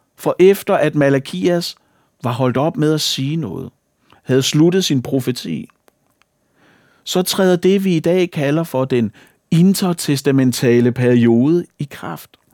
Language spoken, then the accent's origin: Danish; Falster, Zealand, Denmark; Falster, hvor jeg kommer fra